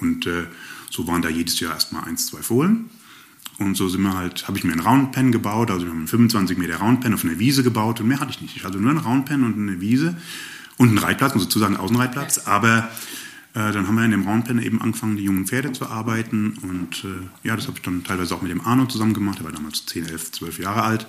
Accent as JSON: {"language": "German", "area": "Rhine-Main area", "region": "Hesse", "country": "Germany", "tie": "born or raised there", "also_born_or_lived": "Upper Swabia, near Ravensburg", "moved": "as an adult", "lives_now": "Ravensburg area, Germany", "said": "ursprünglich bin ich aufgewachsen im Rhein-Main-Gebiet"}